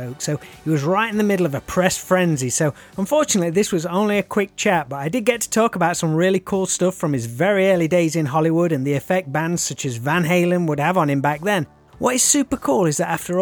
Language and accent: English; England, United Kingdom; accent: common English; also born or lived in Nottingham; Mine just sounds like some horrible common English accent